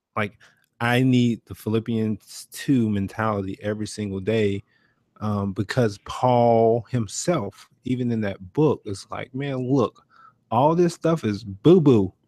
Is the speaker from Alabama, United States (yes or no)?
no; Brunswick, Georgia, United States; I'm from Brunswick, Georgia